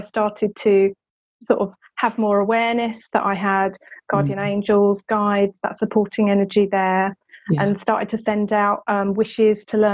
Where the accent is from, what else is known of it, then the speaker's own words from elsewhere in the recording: England, United Kingdom; being English